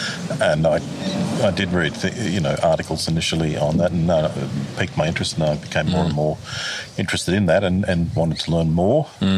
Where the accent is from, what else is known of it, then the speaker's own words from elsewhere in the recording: Stewartsbrook, New South Wales, Australia; also born or lived in Queensland; Well, Stewartsbrook predominantly.